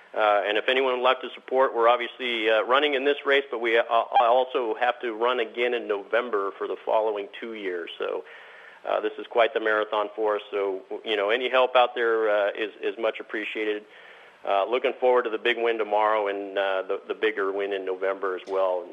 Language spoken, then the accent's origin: English; Southern California, United States; Born and raised in Southern California